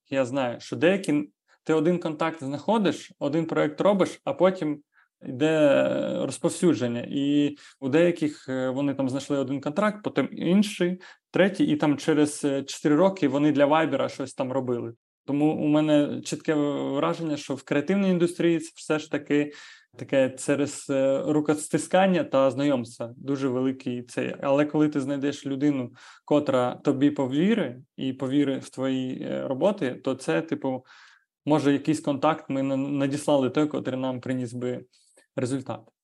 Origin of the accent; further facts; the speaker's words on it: Ukraine; ми з України